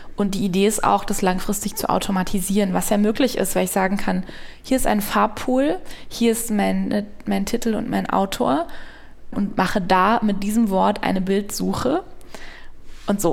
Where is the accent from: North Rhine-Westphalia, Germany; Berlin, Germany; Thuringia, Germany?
North Rhine-Westphalia, Germany; Münsterland; moved away; Also ich bin da geboren und im Münsterland aufgewachsen